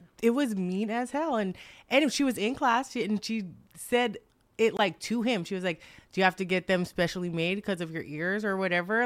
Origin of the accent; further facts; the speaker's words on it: New York, United States; growing up in New York